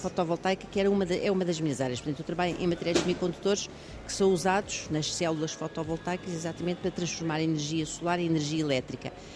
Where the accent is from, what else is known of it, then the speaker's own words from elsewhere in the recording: Almada, Lisbon, Portugal; eu fiz toda a minha vida em Almada, nasci em, Al uhum. nasci em Almada